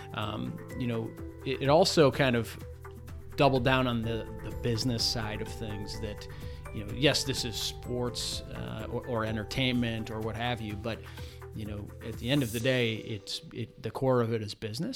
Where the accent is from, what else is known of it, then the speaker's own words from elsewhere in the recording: South Euclid, Ohio, United States; Grew up not too far from, from here, from our office in South Euclid, Ohio, so east side of, of Cleveland